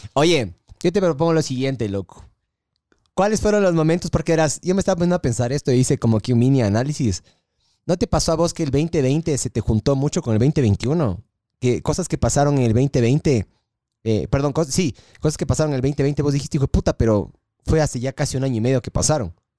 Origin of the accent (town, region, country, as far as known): Ecuador